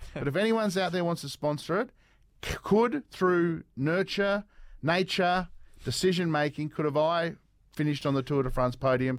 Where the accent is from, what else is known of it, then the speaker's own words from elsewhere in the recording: Devonport, Tasmania, Australia; January 30, 1985. I was born in Devonport.